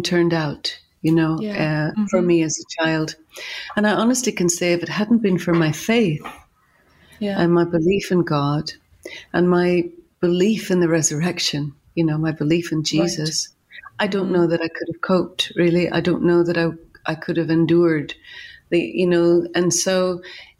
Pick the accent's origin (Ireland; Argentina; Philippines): Ireland; I'm Irish and grew up in Ireland